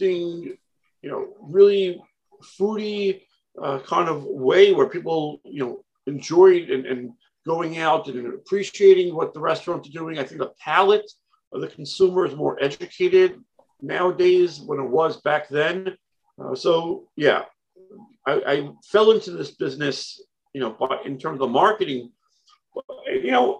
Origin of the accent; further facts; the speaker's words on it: New York City, New York, United States; born in Brooklyn, New York